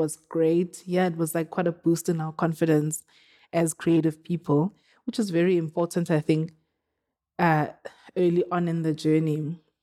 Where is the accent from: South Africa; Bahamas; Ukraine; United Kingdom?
South Africa; now in Johannesburg, South Africa; I'm from Woodbank. Um, I, I live in Johannesburg